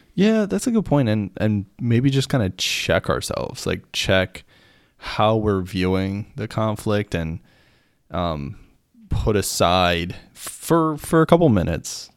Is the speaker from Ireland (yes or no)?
no; Pennsylvania, United States; I'm American. I was in the military. Like, I was raised here, like, in, in America and Pennsylvania